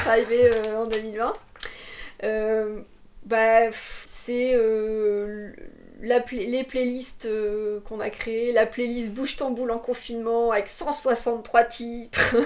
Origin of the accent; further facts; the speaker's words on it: Trappes, Île-de-France, France; also born or lived in Paris / Bordeaux; now in Moulis, France; je suis née à Trappes. Trappes, c'est. J'aime bien dire ça, mais. Euh, Trappes, c'est le, c'est dans le 78